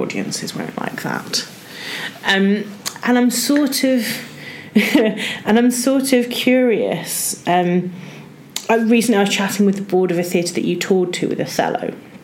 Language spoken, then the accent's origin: English; Wolverhampton, West Midlands, United Kingdom; I'm from Wolverhampton